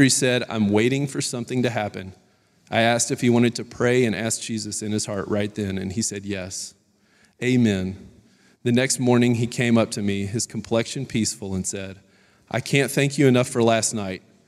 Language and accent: English; Baton Rouge, Louisiana, United States; I grew up in Baton Rouge, Louisiana